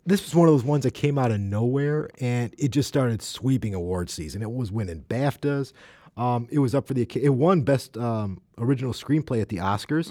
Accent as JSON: {"language": "English", "country": "United States", "said": "as an American"}